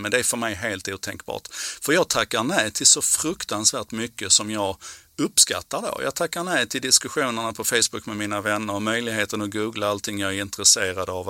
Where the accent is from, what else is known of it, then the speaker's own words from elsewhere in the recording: Malmö, Skåne, Sweden; på sjuttiotalet när jag växte upp i Malmö